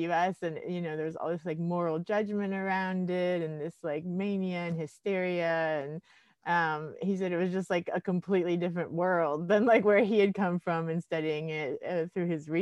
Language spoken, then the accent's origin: English; Miami, Florida, United States; I'm from Miami, Florida originally. So I decided to stay, you know, in my hometown